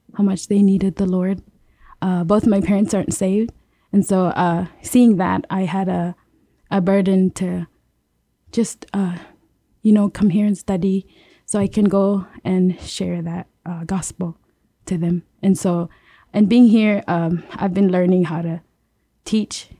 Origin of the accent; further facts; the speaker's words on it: Yap, Micronesia; moved away as an adult; I'm from Yap.